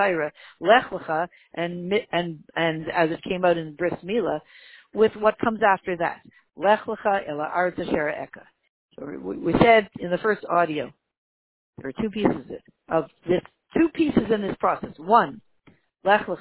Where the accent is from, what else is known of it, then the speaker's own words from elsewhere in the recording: Canada; I was born in Canada